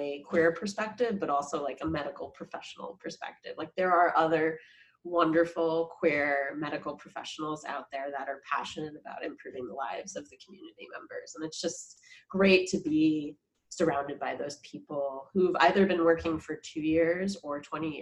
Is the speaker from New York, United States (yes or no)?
yes; New York, United States; I grew up in New York, very diverse place, middle class town